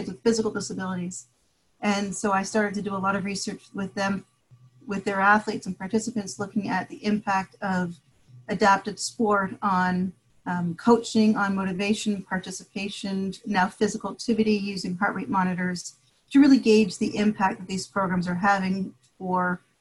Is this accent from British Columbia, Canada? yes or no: no; Toronto, Ontario, Canada; moved away as an adult; also born or lived in Michigan / Indiana; now in United States; I'm originally from Toronto, Canada. And I grew up in Toronto